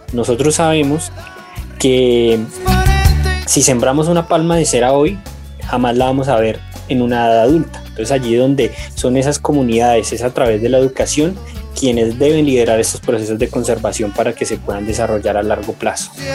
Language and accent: Spanish; Colombia; nos unamos como colombianos